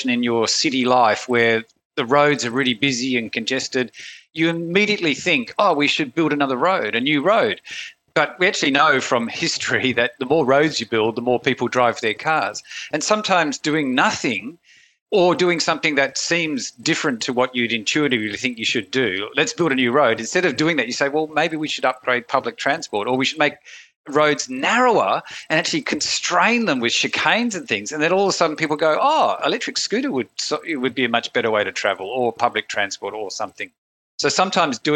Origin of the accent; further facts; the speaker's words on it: Australia; I'm from Australia